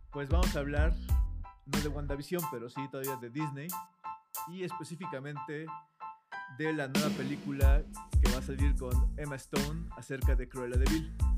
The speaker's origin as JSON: {"language": "Spanish", "country": "Mexico", "said": "cumplimos como buenos mexicanos"}